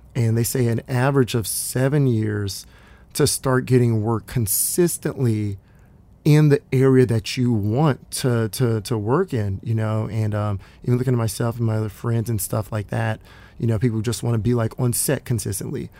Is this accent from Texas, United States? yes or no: yes; Dallas, Texas, United States; now in Los Angeles, United States; I, I grew up in Dallas